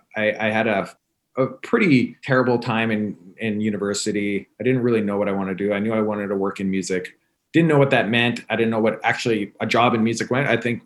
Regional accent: Winnipeg, Manitoba, Canada; moved away as an adult; also born or lived in Toronto; now in United States; I'm from Canada. Oh, really? I am. I was born and raised in Winnipeg. And if you know anything about Winnipeg, it's in the very middle of the country. It's a small city, under a million people, a very blue collar, humble city.

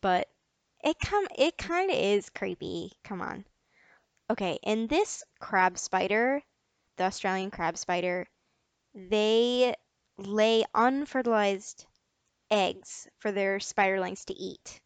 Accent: United States; I'm American

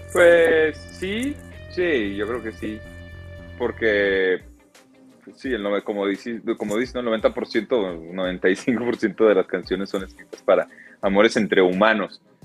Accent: Guadalajara, Jalisco, Mexico; now in Mexico City, Mexico; los dos somos de Guadalajara

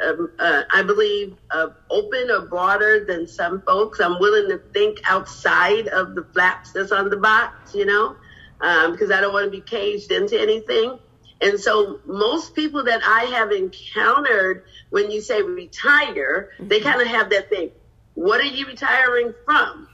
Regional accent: Chicago, Illinois, United States; moved away as an adult; now in Los Angeles, United States; I'm originally from Chicago, but I've been living in the greater Los Angeles area for the past 15 years.

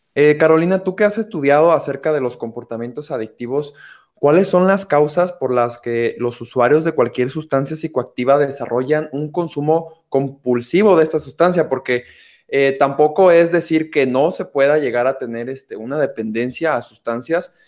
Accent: Mexico; mi perspectiva como mexicano

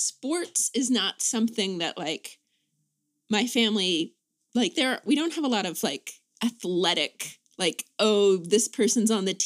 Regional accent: Greensboro, North Carolina, United States; also born or lived in Charlottesville, Virginia; So I was born in Charlottesville and then grew up in Greensboro, North Carolina.

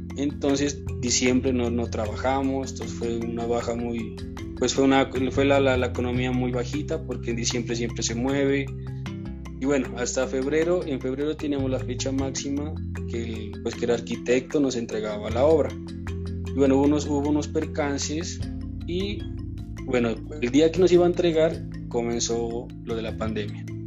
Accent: Córdoba, Nariño, Colombia; also born or lived in Argentina; now in Pasto, Colombia; nací en Córdoba, Nariño, es un municipio de la ciudad de Pasto, pero actualmente vivo en Pasto

